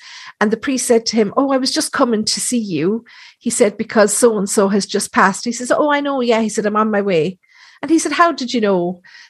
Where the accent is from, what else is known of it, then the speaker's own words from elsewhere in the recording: Thurles, Munster, Ireland; So where I'm from in Thurles, this is where all the priests used to be trained.